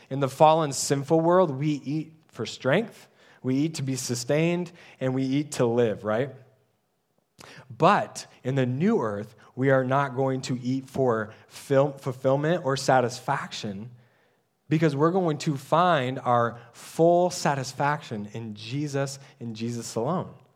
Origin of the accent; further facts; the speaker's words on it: United States; we're American-minded.